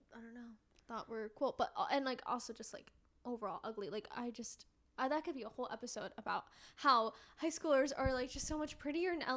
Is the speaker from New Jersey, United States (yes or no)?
no; Connecticut, United States; growing up in Connecticut, didn't really live near the sh, like, I lived, like, twenty minutes from the shore.